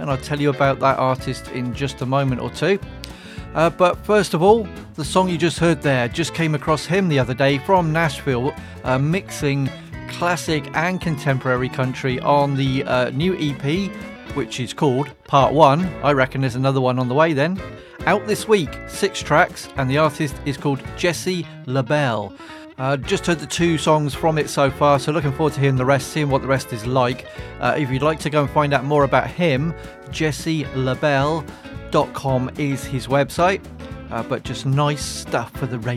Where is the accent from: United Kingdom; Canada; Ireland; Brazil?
United Kingdom; England; I am from England, so I have to say Zed